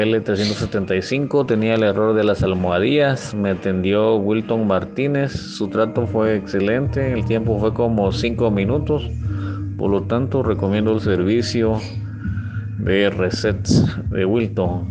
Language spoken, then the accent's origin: Spanish; Guatemala; soy de Guatemala